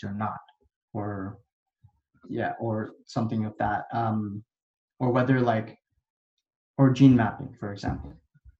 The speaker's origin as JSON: {"language": "English", "country": "Canada", "tie": "born or raised there", "also_born_or_lived": "India / Dubai, United Arab Emirates", "said": "I was born in India, and then I lived in Dubai for a little bit and the United Arab Emirates. But then I moved over to Canada when I was like in grade four."}